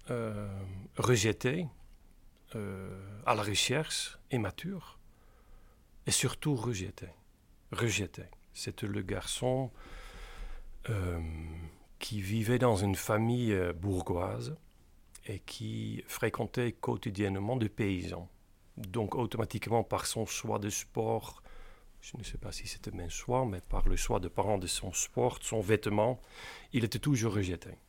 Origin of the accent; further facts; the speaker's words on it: Capelle aan den IJssel, South Holland, Netherlands; born there; French is a second language; né dans une petite euh, banlieue de Rotterdam qui s'appelle Capelle aan de IJssel.